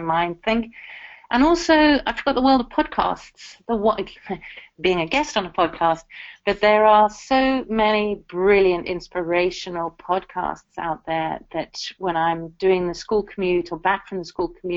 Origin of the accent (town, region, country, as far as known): South Africa; born or raised there; now in United Kingdom